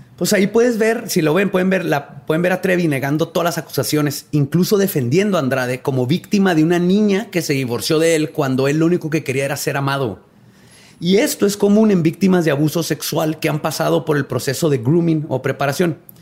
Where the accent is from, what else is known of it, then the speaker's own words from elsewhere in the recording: Ciudad Juárez, Chihuahua, Mexico; Una de las famosas de Juárez que está en telenovelas y todo vivía a tres cuadras de mi casa